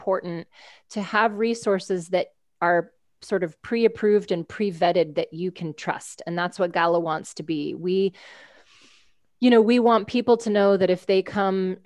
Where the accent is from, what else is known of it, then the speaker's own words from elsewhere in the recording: United States; I'm an American